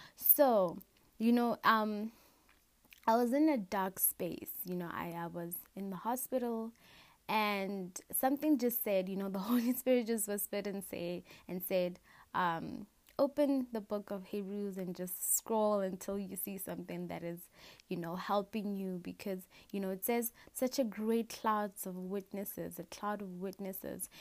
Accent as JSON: {"language": "English", "town": "Matangwani", "country": "Botswana", "said": "I'm a girl from Africa. In Africa, there's a country called Botswana, just above South Africa on the map. And in Botswana, I am from Matangwani. That is um, a, a village, sorry, that is a village in Botswana and the tribe that stays there, we are called Kalanga"}